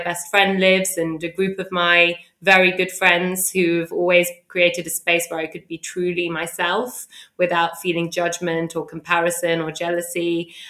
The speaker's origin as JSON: {"language": "English", "region": "London", "country": "United Kingdom", "tie": "born or raised there", "said": "I grew up in London"}